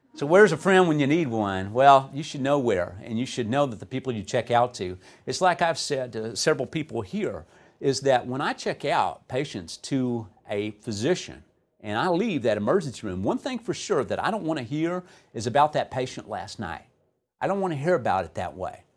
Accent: Texas, United States; I'm from Texas

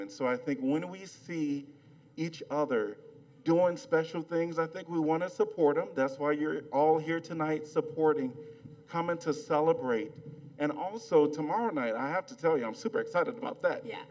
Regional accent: Chicago, Illinois, United States; now in Iowa City, United States; I'm from Chicago

